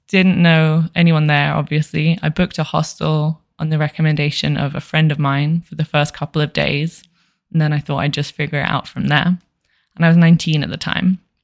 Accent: London, United Kingdom; moved away as an adult; now in Las Vegas, United States; I'm from Southeast London and I currently live in Las Vegas, Nevada, USA

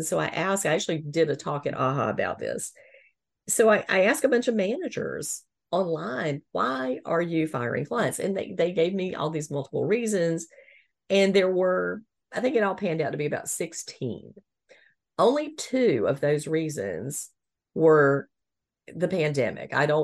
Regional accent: the South, United States; growing up in the South

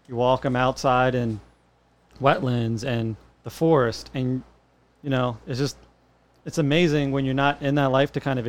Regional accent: Wilmington, Delaware, United States; moved away as an adult; also born or lived in Myrtle Beach, South Carolina; I am born and raised in Wilmington, Delaware.

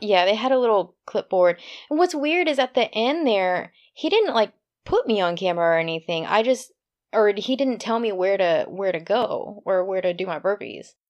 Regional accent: Texas, United States; I grew up in Texas

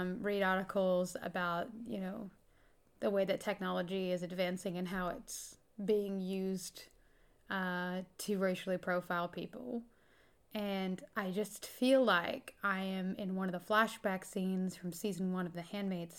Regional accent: United States; now in New Zealand; I'm American

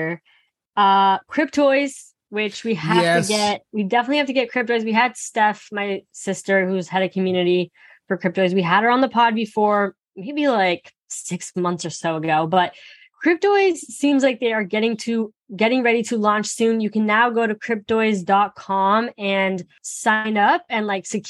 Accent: Phoenix, Arizona, United States; That's my hometown.

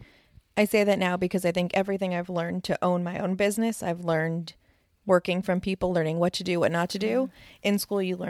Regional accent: New Jersey, United States; also born or lived in Los Angeles, California; I'm from New Jersey.

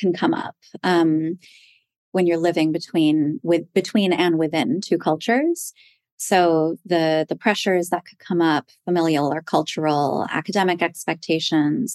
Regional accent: Toronto, Ontario, Canada; now in Manhattan, United States; I was born in Toronto

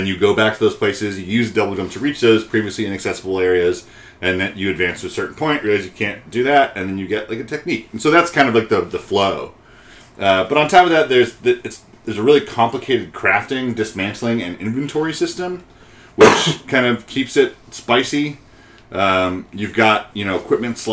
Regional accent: Peachtree City, Georgia, United States; my hometown

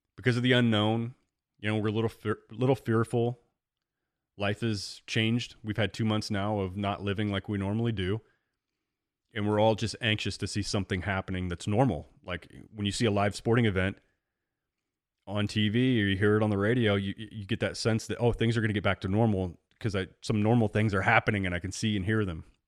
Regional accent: Central Illinois, United States; growing up in Central Illinois, I mean, literally I'm right between Chicago and Saint Louis.

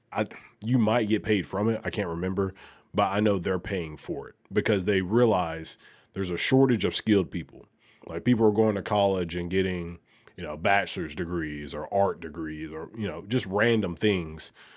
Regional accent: Alabama, United States; moved away as an adult; now in Memphis, United States; I'm from Alabama

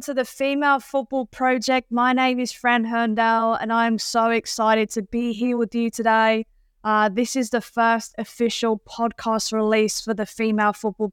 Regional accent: England, United Kingdom; I am English

